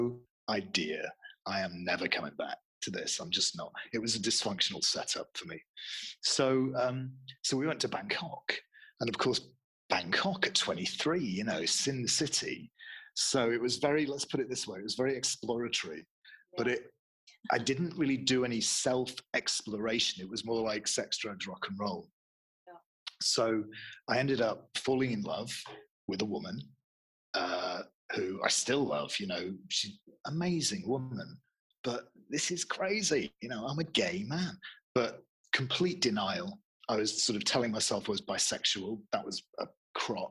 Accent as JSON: {"language": "English", "town": "Manchester", "region": "North West England", "country": "United Kingdom", "moved": "as an adult", "said": "I'm from Manchester"}